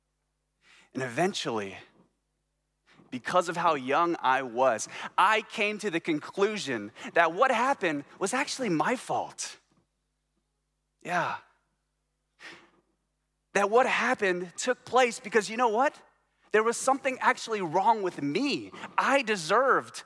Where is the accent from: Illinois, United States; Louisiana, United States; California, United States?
Louisiana, United States; Baton Rouge; moved away; I'm from Baton Rouge, Louisiana. And I love my hometown